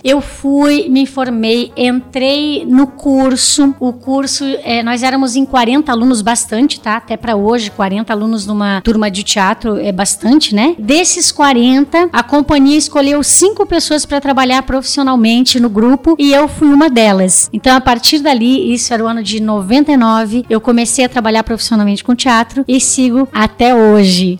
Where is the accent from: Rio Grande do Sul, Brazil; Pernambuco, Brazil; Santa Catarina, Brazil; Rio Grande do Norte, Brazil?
Santa Catarina, Brazil; Joinville; also born or lived in Lages; Eu sou nascida em Joinville, mas a família da minha mãe é de Lages